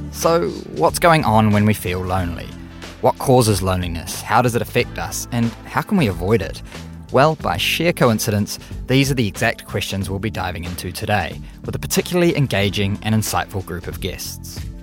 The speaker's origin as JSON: {"language": "English", "region": "Auckland", "country": "New Zealand", "tie": "born or raised there", "said": "my hometown, Auckland, New Zealand."}